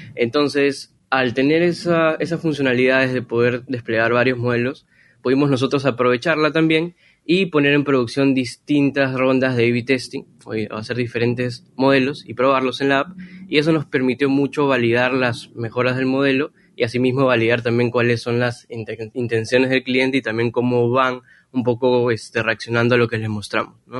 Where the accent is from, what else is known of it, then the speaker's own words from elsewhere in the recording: Peru; now in Lima, Peru; nací en Perú y también resido en Lima